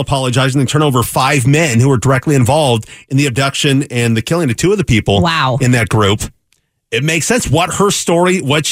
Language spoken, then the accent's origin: English; Seattle, Washington, United States; I was from Seattle